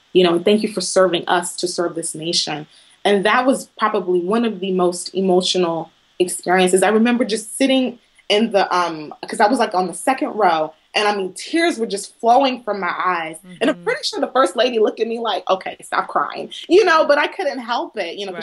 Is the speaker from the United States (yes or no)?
yes; Southeast Texas, United States; I claim to be a Southern girl from Southeast Texas